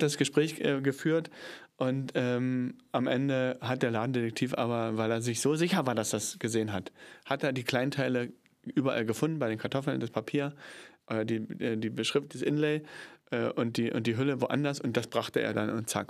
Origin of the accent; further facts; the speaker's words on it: Cottbus, Brandenburg, Germany; ich komme aus Cottbus, bin ja geboren in Cottbus